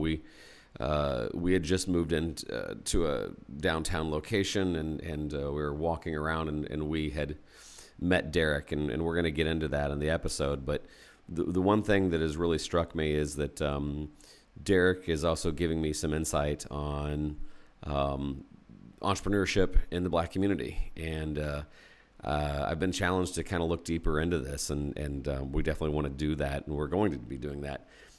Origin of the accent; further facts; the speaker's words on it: Indianapolis, Indiana, United States; So I grew up in Indianapolis